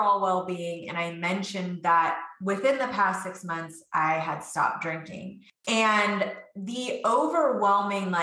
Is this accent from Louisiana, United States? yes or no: no; West Virginia, United States; now in Virginia, United States; And I'm from Virginia, originally from West Virginia. That's where I have hillbilly roots.